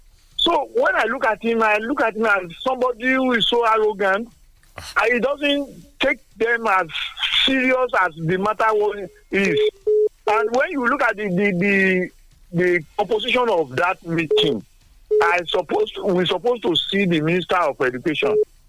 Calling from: Nigeria; I'm calling from Songo.

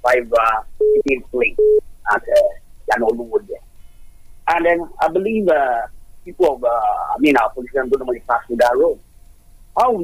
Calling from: Abeokuta, Ogun State, Nigeria; I'm calling from Abeokuta.

